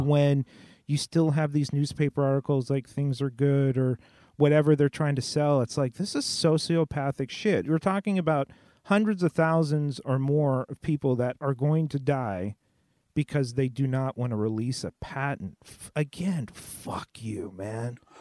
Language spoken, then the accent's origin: English; Southern California, United States; I grew up in Southern California